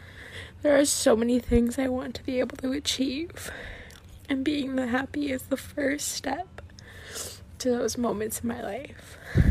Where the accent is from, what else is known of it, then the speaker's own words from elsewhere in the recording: Canada; I'm from Canada.